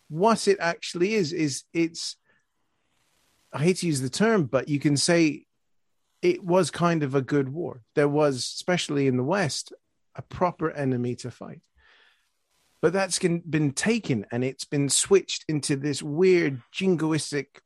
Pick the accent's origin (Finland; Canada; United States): Canada; now in United Kingdom; Yeah, as a Canadian, yeah, we, the only, the only armored, fully equipped division defending Britain after Dunkirk was the first Canadian one